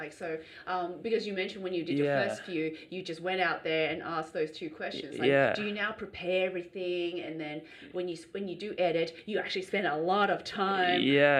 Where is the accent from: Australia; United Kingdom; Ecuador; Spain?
Australia; I'm more Australian than what I look like, which is Chinese.